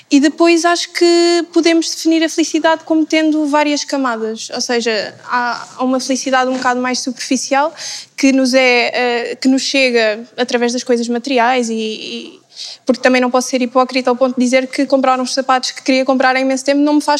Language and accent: Portuguese; Algarve, Portugal; tenho 23 anos e sou do Algarve.